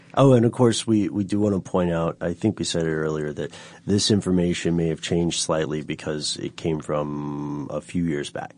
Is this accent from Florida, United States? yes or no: no; Tennessee, United States; accent: Tennessee; my Tennessee accent